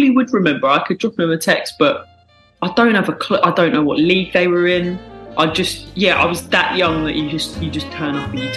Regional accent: South East England, United Kingdom; Um, well, because I grew up in Kent, the first game I went to was a Gillingham game.

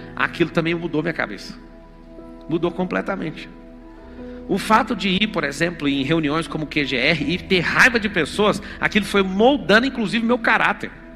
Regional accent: Goiânia, Goiás, Brazil; moved away as an adult; now in São Paulo, Brazil; Eu lembro de um lugar onde eu fui criado no Parque Ateneu, lá em Goiânia

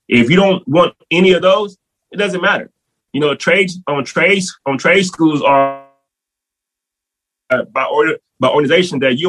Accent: New Orleans, Louisiana, United States; I'm from New Orleans originally

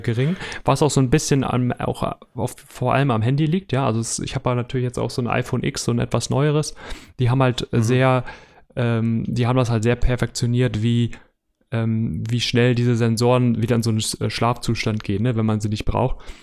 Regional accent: Hamburg, Germany; ich komme aus Hamburg

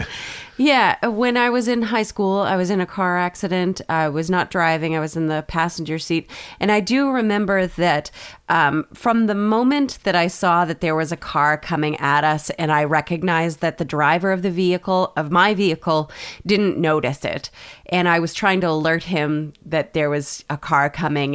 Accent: Maine, United States; we're from Maine

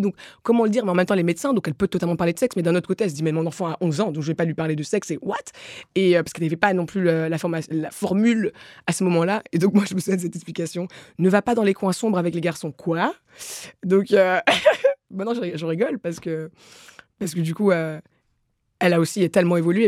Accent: DR Congo; moved away; also born or lived in Rwanda / Belgium; je suis congolaise et rwandaise

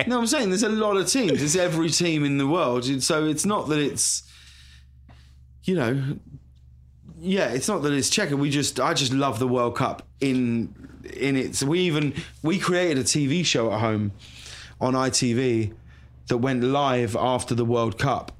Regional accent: High Wycombe, South East England, United Kingdom; moved away as an adult; also born or lived in London; now in Los Angeles, United States; I'm from High Wycombe," you know, in Buckinghamshire.

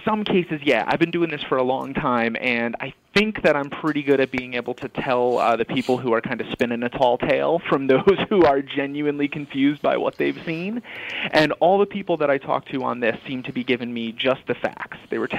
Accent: New York, United States; I grew up in upstate New York.

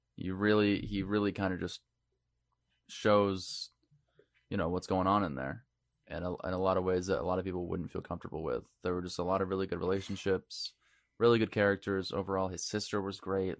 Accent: Maine, United States; moved away; we're all from Maine

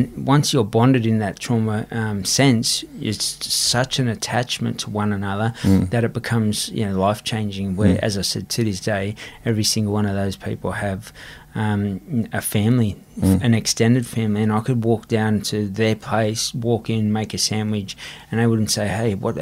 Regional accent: Sydney, New South Wales, Australia; young kid growing up on Everly Street

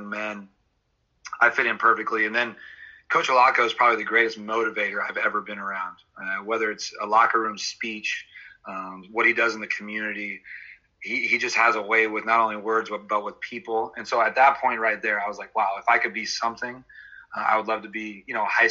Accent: Lafayette, California, United States; I grew up in the Bay Area in Lafayette, California.

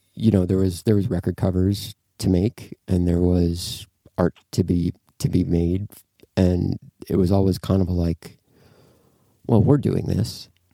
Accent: Duluth, Minnesota, United States; moved away as an adult; also born or lived in Oakland; I'm from Duluth, Minnesota

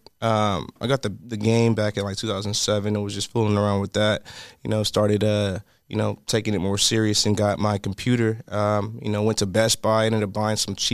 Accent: Pomona, California, United States; also born or lived in Montclair, California / Inland Empire; Grew up on Kingsley Street. Originally was born in Pomona Valley Hospital. Also grew up in Montclair, so I grew up in both cities

